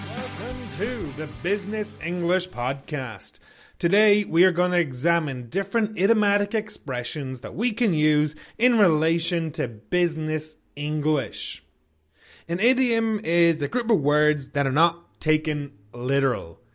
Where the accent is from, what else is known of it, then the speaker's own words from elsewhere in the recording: Ireland; now in Canada; I'm from Ireland. I live in Canada